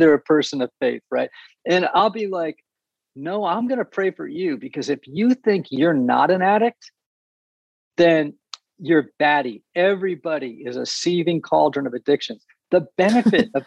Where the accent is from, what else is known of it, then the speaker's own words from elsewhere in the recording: New England, United States; I grew up in New England